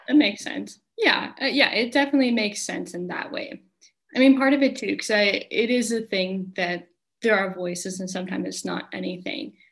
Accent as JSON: {"language": "English", "country": "United States", "tie": "born or raised there", "moved": "as an adult", "lives_now": "Finland", "said": "I'm from America"}